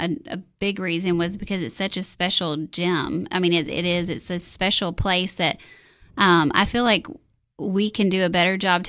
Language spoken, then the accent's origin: English; Monterey, Tennessee, United States; moved away as an adult; also born or lived in Nashville, Tennessee; I grew up in Monterey on hog, tobacco, and cattle farm, and all of our families here